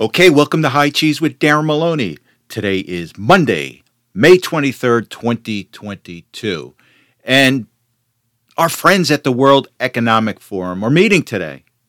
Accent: United States; as an American

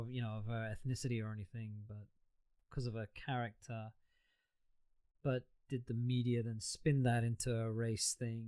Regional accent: United Kingdom; I'm British born

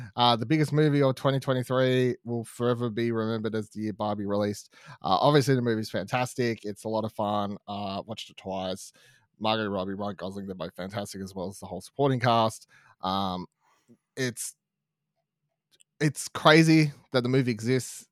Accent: Australia; we're in Australian, we live in Australia

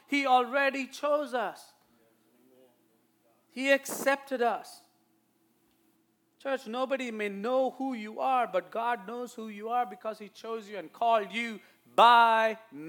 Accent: India; accent: Indian; now in United States; my Indian accent

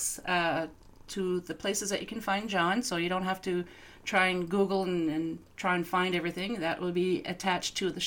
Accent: East Coast, Canada; moved away; I'm from the East Coast

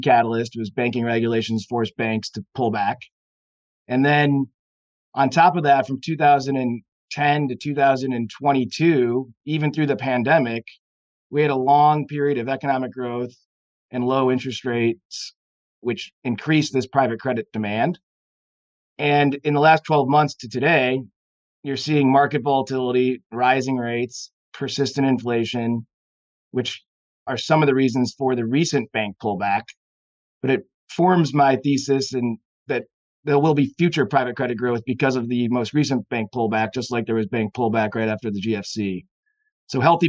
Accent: St. Louis, Missouri, United States; now in Chicago, United States; St. Louis, Missouri is my hometown

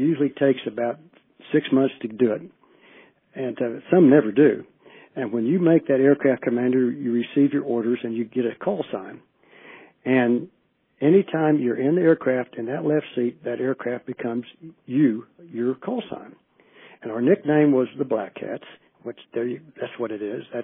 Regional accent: Shawnee, Oklahoma, United States; my hometown in Shawnee, Oklahoma

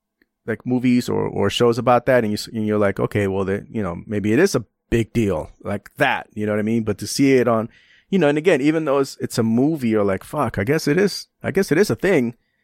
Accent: San Francisco, California, United States; And I grew up in San Francisco, so we didn't, you know, it's a different environment, you know.

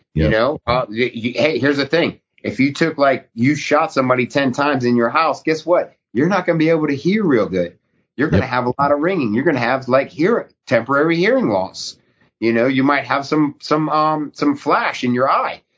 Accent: New England, United States; moved away; also born or lived in Alaska; I grew up in New England

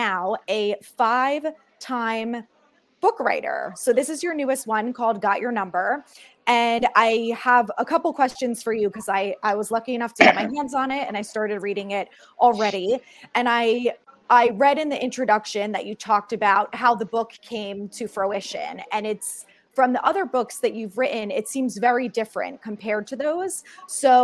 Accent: Northern New Jersey, United States; I grew up in Northern New Jersey and my entire high school was split between Jets and Giants fans.

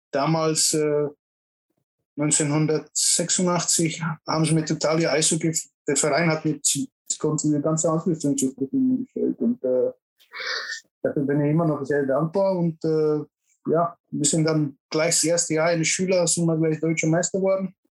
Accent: Czechia; now in Garmisch, Germany; ich bin in Tschechei aufgewachsen und dadurch, dass mein Onkel in Garmisch gewohnt hat, sind wir dann praktisch nach Garmisch

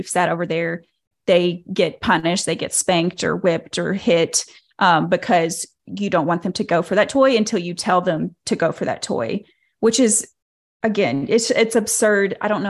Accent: Arkansas, United States; And so I was raised here in Arkansas by the Duggars.

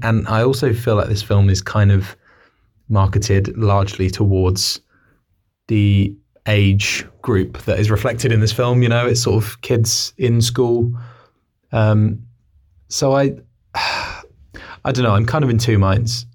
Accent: Newbury, South East England, United Kingdom; we're from Newbury

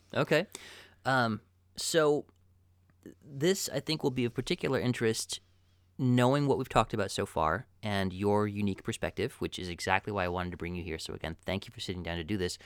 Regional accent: Midwest, United States; as a Midwesterner

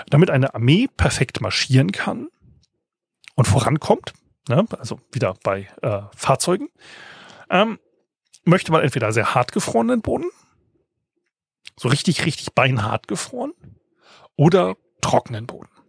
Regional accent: Lower Saxony, Germany; Ich komme ja aus dem Weserbergland, deswegen war ja auch mal die Fulda Gap im so.

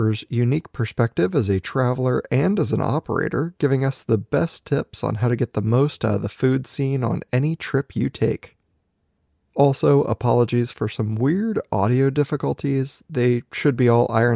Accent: Maui, Hawaii, United States; moved away; I grew up on Maui

